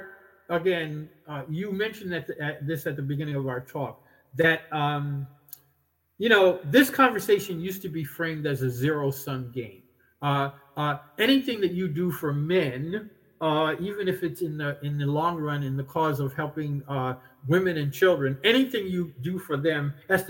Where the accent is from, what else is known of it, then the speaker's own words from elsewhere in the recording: New York City, New York, United States; I grew up in New York City